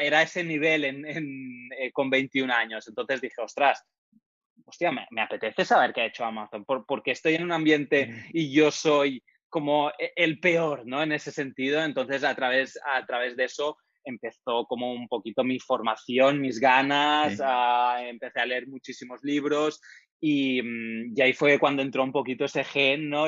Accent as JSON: {"language": "Spanish", "area": "Menorca", "region": "Balearic Islands", "country": "Spain", "moved": "yes", "lives_now": "Valencia, Spain", "said": "estoy ahora mismo viviendo en Valencia, lo que soy de Menorca"}